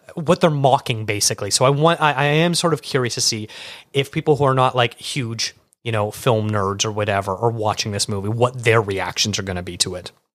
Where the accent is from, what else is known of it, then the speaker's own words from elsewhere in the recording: Canada; being Canadian, we didn't get MTV